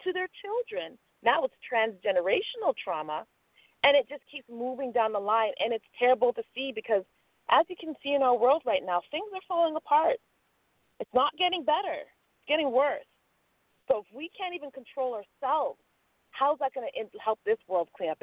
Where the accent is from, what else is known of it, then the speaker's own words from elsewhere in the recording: Jamaica; now in Toronto, Canada; I'm a Jamaican, and my grandma came here years before us